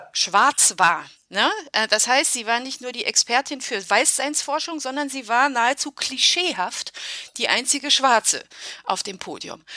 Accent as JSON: {"language": "German", "country": "Germany", "tie": "born or raised there", "also_born_or_lived": "Romania", "said": "Ich bin in Rumänien geboren und bin mit neun Jahren nach Deutschland gekommen"}